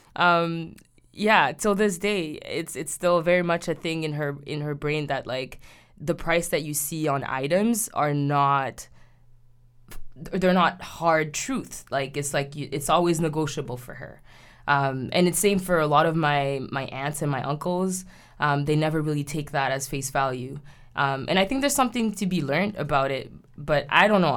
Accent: Haiti; moved away; When I was growing up in Haiti, um, in the nineties

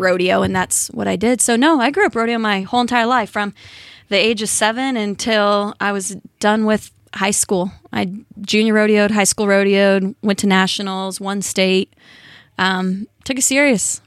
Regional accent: California, United States; Born and raised in California

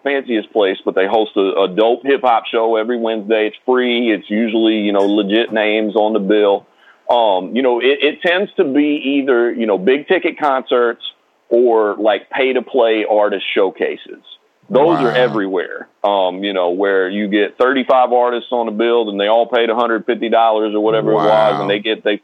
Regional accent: Johnson City, Tennessee, United States; accent: twang; moved away as an adult; now in Brooklyn, United States; I'm from Johnson City, Tennessee. I know what it's like for there to not be nothing

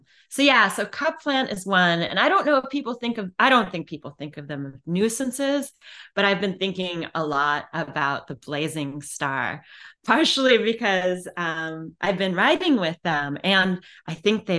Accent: Illinois, United States; now in Virginia Beach, United States; when I was a little kid, I grew up in the Driftless region of Illinois.

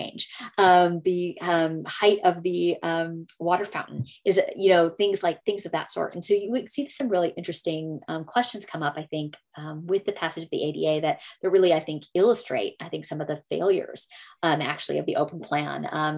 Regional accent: Texas, United States; I'm from Texas

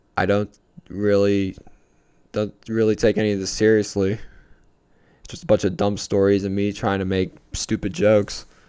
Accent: Pittsburgh, Pennsylvania, United States; I'm from Pittsburgh

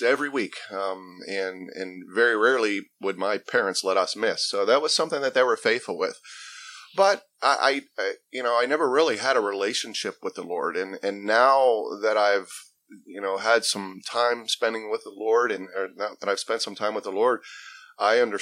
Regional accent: South Park, Pennsylvania, United States; I grew up in South Hills. South Park is the area I grew up and went to South Park High School

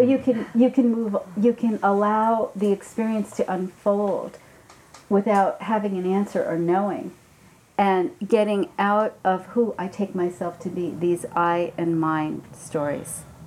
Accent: New York City, New York, United States; I'm from Brooklyn

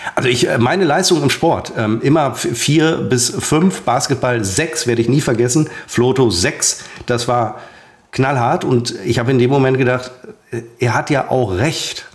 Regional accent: Münster, North Rhine-Westphalia, Germany; moved away; waren wir dann in Hiltrup. Das ist der, mein Geburtsort, ein Vorort von äh, von Münster

